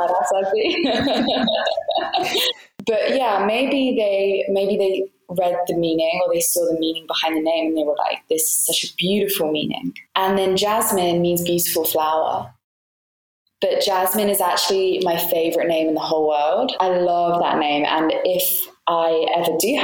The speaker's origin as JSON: {"language": "English", "region": "England", "country": "United Kingdom", "tie": "born or raised there", "moved": "yes", "lives_now": "Malta", "said": "I don't 100% fit in with like the English culture I feel that I grew up"}